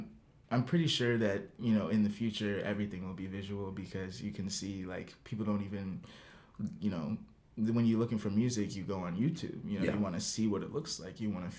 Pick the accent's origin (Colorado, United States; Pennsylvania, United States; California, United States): California, United States; Southern; I grew up in California, Southern California.